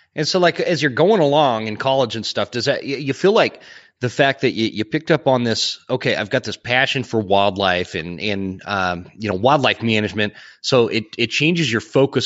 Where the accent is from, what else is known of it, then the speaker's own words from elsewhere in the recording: Utah, United States; I grew up in Utah where it's, it's, there's only mule deer